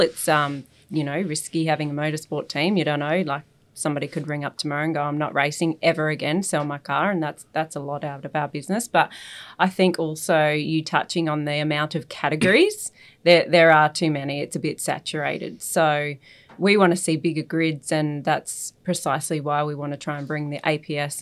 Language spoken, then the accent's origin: English; South Australia, Australia; also born or lived in Sydney; now in Adelaide, Australia; So born and bred in South Australia on the farm